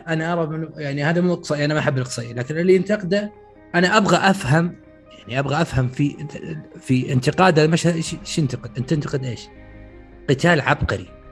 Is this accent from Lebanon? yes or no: no; Saudi Arabia; عندنا في السعوديه